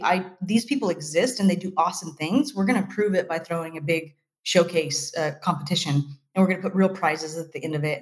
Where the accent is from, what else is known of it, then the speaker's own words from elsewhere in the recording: Fresno, California, United States; I was freelancing for a bunch of companies inside of a very small incubator in my hometown